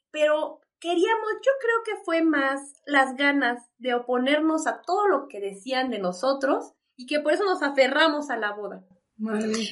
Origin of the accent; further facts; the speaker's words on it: New York, United States; Ah, porque yo soy de Nueva York, no sé si te dije.